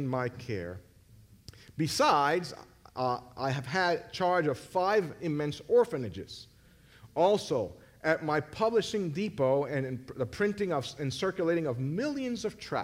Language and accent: English; Puerto Rico; I'm from Puerto Rico.